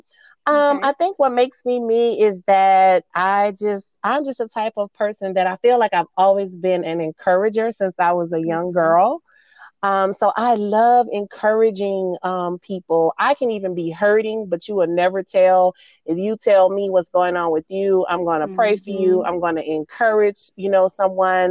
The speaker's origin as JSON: {"language": "English", "town": "New Orleans", "region": "Louisiana", "country": "United States", "moved": "as an adult", "lives_now": "Dallas, United States", "said": "I am a NOLA girl. I'm from New Orleans, Louisiana. but I've been here in Dallas for the last 18 years"}